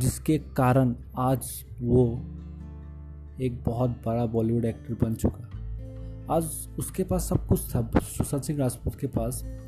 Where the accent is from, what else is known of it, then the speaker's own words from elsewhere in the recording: Bihar, India; मैं बिहारी हूँ I am proud to be Bihari